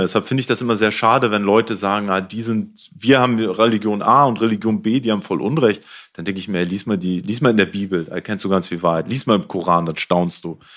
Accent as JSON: {"language": "German", "region": "Hamburg", "country": "Germany", "tie": "born or raised there", "said": "ich komme aus Hamburg, auch aus Problemstadtteil. Ich bin in Neuwienthal ah. aufgewachsen"}